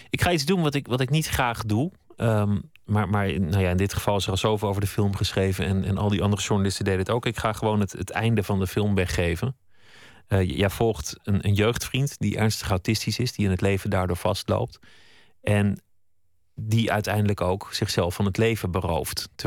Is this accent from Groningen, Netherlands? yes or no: yes; Groningen, Netherlands; Ik ben in Groningen opgegroeid.